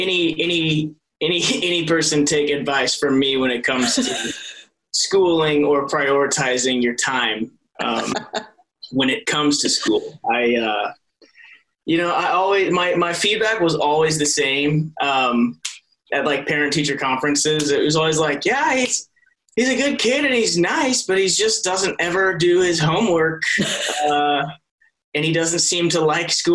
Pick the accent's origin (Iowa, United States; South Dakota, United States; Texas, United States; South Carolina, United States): Iowa, United States; Hamburg; also born or lived in Mason City, Iowa; my parents moved to a small town in the southwest corner of the state of Iowa called Hamburg. That's kind of where I spent my early childhood